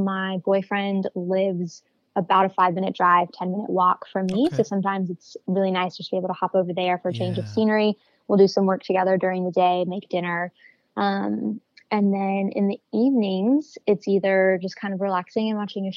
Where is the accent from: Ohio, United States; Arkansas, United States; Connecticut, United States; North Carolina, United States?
North Carolina, United States; Raleigh; moved away as an adult; now in Chicago, United States; I'm originally from Raleigh, North Carolina. I have been living in Chicago for just about 2 years now